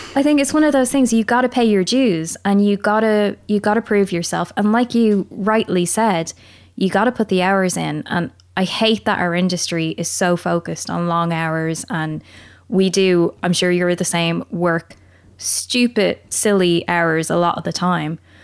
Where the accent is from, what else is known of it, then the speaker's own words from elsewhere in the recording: Ireland; accent: Irish; moved away as an adult; also born or lived in England; now in United Kingdom; I'm Irish